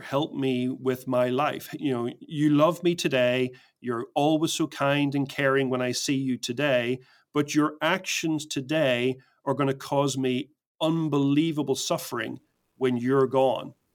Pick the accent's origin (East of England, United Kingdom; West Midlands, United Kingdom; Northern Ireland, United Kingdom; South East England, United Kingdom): Northern Ireland, United Kingdom; Belfast; I grew up in Belfast in Northern Ireland